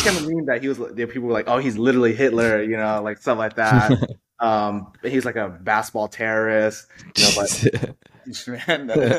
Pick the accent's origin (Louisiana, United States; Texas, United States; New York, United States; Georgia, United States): Texas, United States; Houston; born and raised in Houston, Texas.